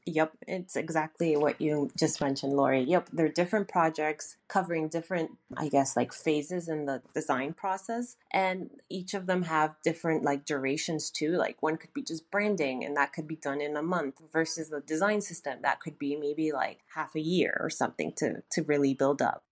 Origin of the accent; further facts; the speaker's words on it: Toronto, Ontario, Canada; moved away as an adult; also born or lived in Vancouver, Canada; now in Tokyo, Japan; born and raised in Toronto, Canada